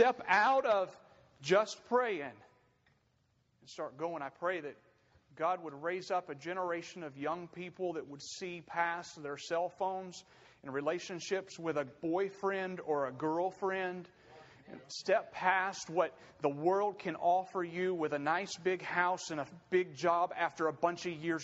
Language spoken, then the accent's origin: English; United States; we as American Christians